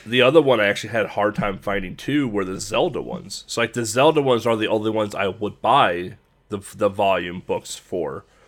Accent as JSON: {"language": "English", "country": "United States", "said": "as an American"}